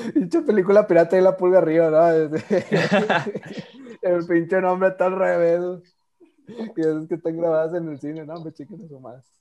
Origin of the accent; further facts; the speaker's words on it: Monterrey, Nuevo León, Mexico; nosotros que somos regios